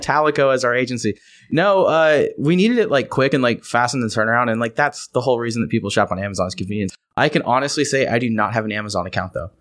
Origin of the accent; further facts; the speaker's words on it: United States; I'm the American